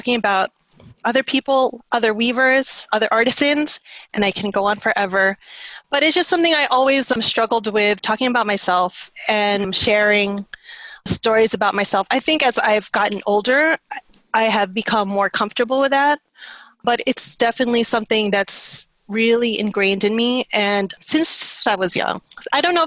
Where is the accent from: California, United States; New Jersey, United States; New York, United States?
New York, United States; also born or lived in Philippines; I'm speaking Tagalog, even if I was born in New York.